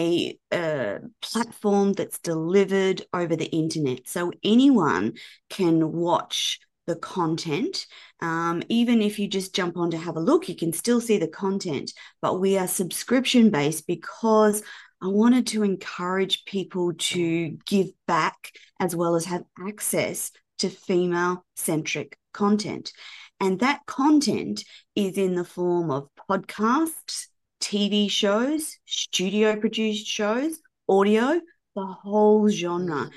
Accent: Australia; moved away as an adult; also born or lived in Florida, United States; obviously I'm Australian, but I started this journey based in America.

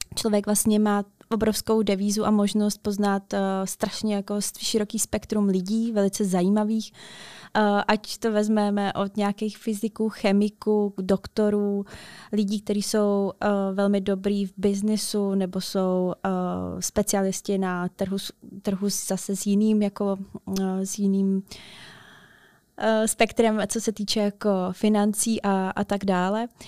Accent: Otrokovice, Zlín Region, Czechia; jsem jakoby ze Zlína, z Otrokovic

